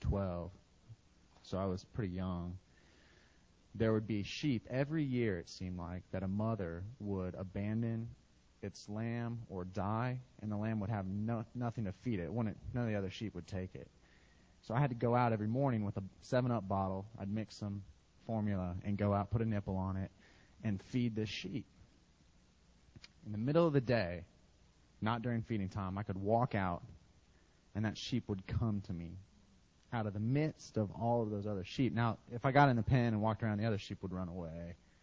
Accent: Iowa, United States; I grew up in Iowa, and I raised sheep when I was a little kid for 4-H, and my dad gave me some sheep to raise.

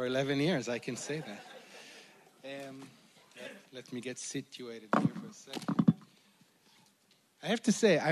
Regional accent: Jerusalem, Jerusalem District, Israel; I'm Jewish, I'm from Israel, I was born to a secular family in Jerusalem

